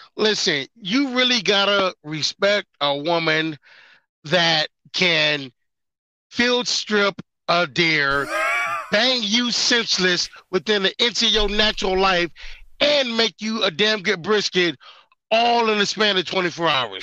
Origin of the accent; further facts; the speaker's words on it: Detroit, Michigan, United States; I grew up in Detroit